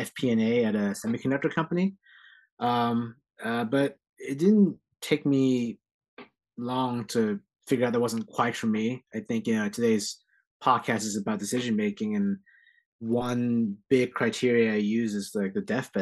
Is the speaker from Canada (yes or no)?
no; San Jose, California, United States; also born or lived in Philadelphia, Pennsylvania; I'm born and raised in San Jose, California. That's home for me